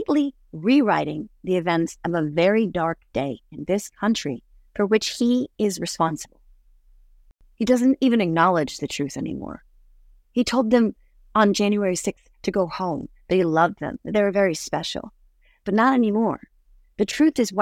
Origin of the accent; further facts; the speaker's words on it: United States; as an American